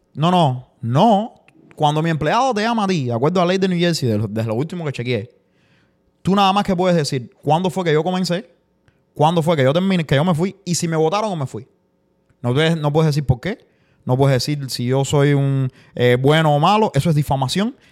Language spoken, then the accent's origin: Spanish; Cuba; moved away; yo soy el cubano